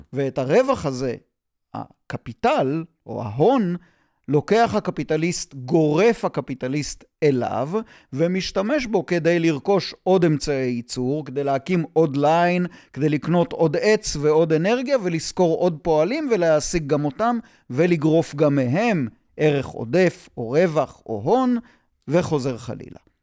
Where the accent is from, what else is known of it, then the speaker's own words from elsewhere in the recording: Yotvata, Southern District, Israel; אני בן קיבוץ יוטבתה